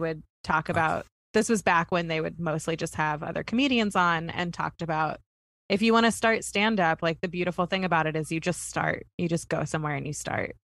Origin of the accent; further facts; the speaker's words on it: Kentucky, United States; none of the schools in my in my hometown had a pool.